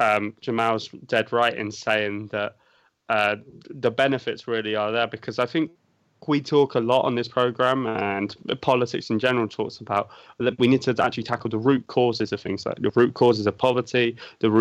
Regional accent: United Kingdom; as a Brit

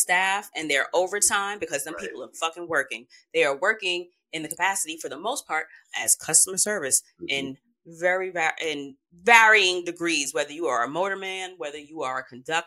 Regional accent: New York City, New York, United States; I grew up in Queens

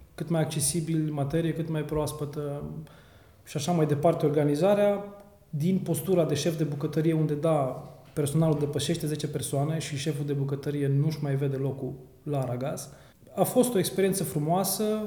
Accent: Reșița, Caraș-Severin County, Romania; moved away as an adult; născut și crescut în Reșița până la 18 ani

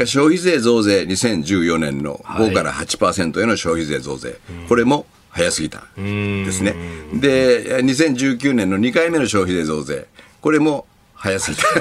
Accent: Wakayama, Japan; 雑賀崎という非常に風光明媚な漁村

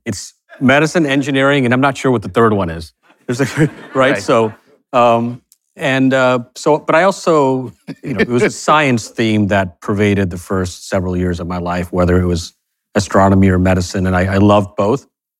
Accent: Fort Worth, Texas, United States; You know, I grew up in Fort Worth, Texas.

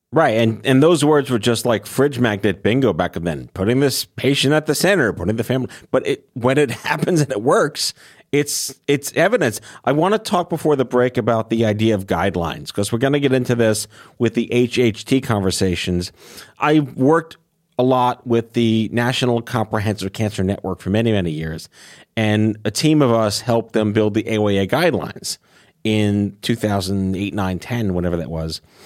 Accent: New York City, New York, United States; also born or lived in Brooklyn; I lived there until I was two, and then I went to Staten Island for the rest of my life.

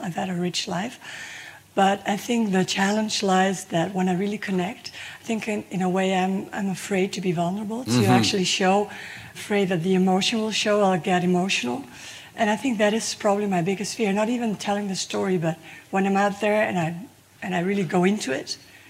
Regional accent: Canary Islands, Spain; I'm from Canarias.

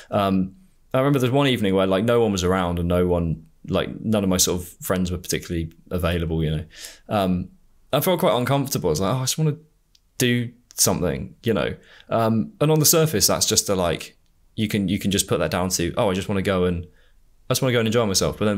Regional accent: United Kingdom; being a Brit.

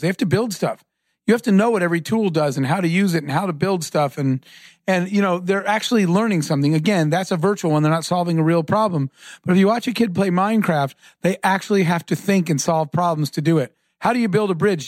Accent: Arizona, United States; I grew up in Arizona

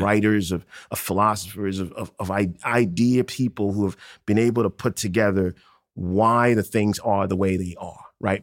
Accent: Accra, Greater Accra, Ghana; now in New York, United States; I grew up in Ghana in late eighties, early nineties.

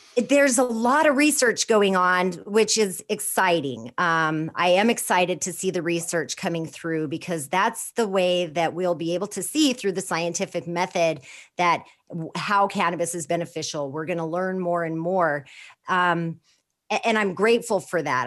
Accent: Four Corners area of New Mexico, United States; I was born and raised in the Four Corners area of New Mexico, right on the Navajo Reservation

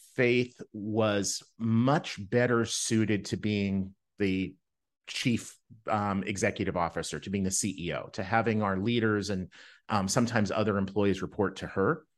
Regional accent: Winnipeg, Manitoba, Canada; I grew up in Winnipeg, Canada

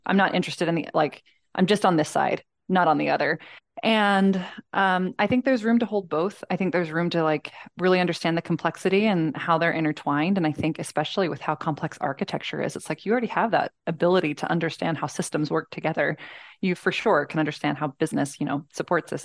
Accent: Columbus, Georgia, United States; I was born in Columbus, Georgia

